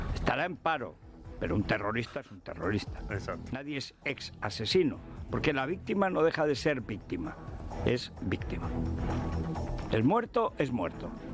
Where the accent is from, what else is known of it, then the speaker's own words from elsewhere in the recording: Spain; somos españoles, hemos nacido en España, tenemos la suerte de hablar español